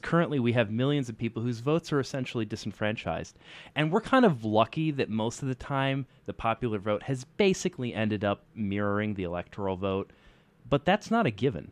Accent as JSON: {"language": "English", "country": "United States", "said": "as an American"}